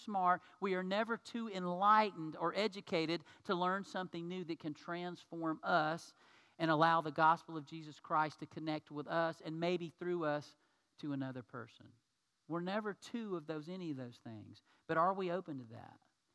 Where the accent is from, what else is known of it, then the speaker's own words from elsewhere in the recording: United States; as an American man